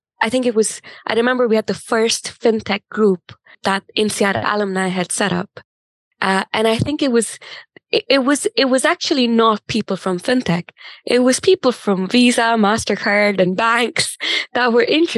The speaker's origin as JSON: {"language": "English", "country": "India", "tie": "born or raised there", "also_born_or_lived": "Delhi / Chennai / Bangalore / Singapore", "moved": "as an adult", "said": "I grew up in India, like you said, but an interesting thing about growing up in India for me was I had two working parents, both in corporate, and they moved quite a bit"}